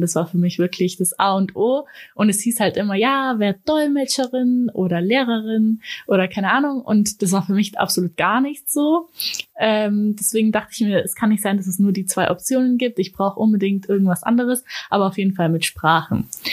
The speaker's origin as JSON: {"language": "German", "town": "Ulm", "region": "Baden-Württemberg", "country": "Germany", "said": "ich komme aus Ulm"}